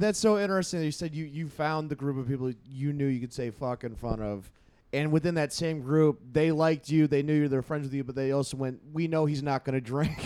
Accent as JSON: {"language": "English", "region": "California", "country": "United States", "tie": "born or raised there", "said": "I was raised in California"}